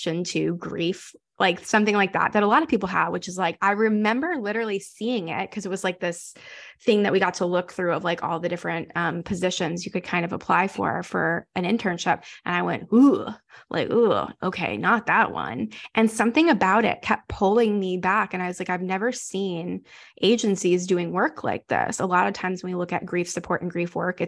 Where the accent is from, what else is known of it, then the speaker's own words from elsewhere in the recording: North Carolina, United States; moved away as an adult; now in Houston, United States; we're from North Carolina and we moved here